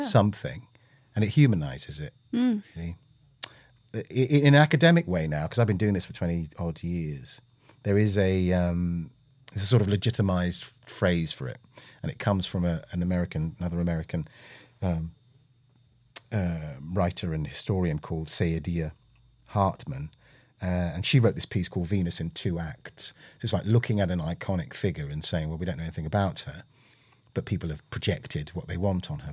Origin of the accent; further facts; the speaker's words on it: London, United Kingdom; also born or lived in Willesden Green, London; born and bred in Britain, had the usual, hey, you know, where are you from? And you go, Park Royal